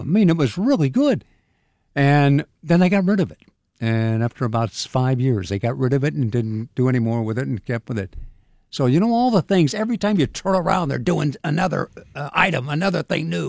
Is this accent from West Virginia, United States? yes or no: no; Sacramento, California, United States; moved away as an adult; also born or lived in San Diego / Phoenix; now in Pittsburgh, United States; I grew up in Sacramento.